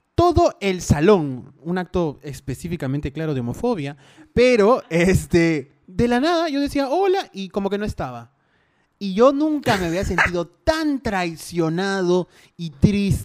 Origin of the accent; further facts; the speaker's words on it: Peru; soy el niño peruano